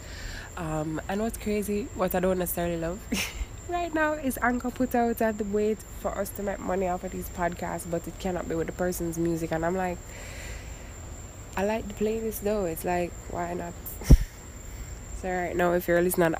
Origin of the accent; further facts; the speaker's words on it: Jamaica; now in Miami, United States; I'm from Jamaica